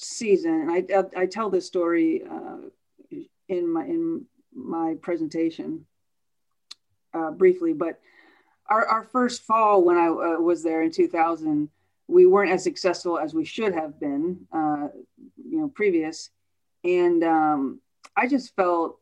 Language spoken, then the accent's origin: English; United States; moved away as an adult; also born or lived in Indiana; now in Orlando, United States; I grew up outside of Washington, D.C. So grew up a city girl